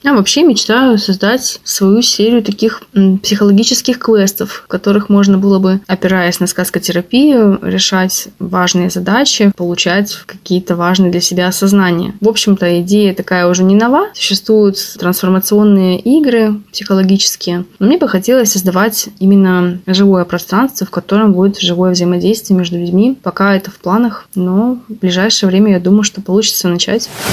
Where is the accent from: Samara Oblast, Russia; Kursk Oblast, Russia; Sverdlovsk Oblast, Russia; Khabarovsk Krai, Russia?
Khabarovsk Krai, Russia; Khabarovsk; moved away as an adult; also born or lived in Saint Petersburg; когда я в 2013 году вернулась в Хабаровск